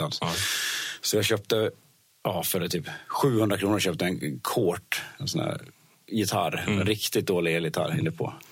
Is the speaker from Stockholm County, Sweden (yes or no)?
no; Dalarna County, Sweden; jag bodde i en liten by i Dalarna, eller ja. där jag bor, fortfarande bor faktiskt nu.